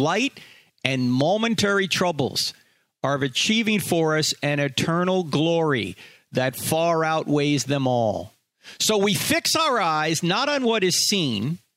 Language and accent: English; New Jersey, United States; I grew up in New Jersey